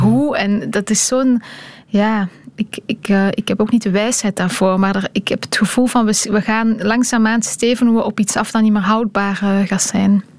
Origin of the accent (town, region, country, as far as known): Belgium; moved away as an adult; now in Brussels, Belgium